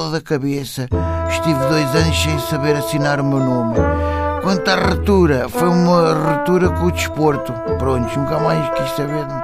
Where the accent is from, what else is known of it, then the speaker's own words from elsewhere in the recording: Cantanhede, Coimbra District, Portugal; sou de Cantanhede.